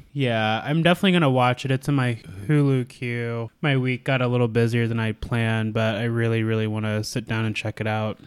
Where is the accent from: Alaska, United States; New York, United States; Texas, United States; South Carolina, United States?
Alaska, United States; now in Indianapolis, United States; my home state of Alaska